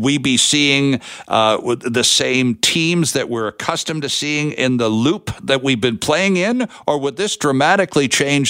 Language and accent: English; Toronto, Ontario, Canada; growing up in Toronto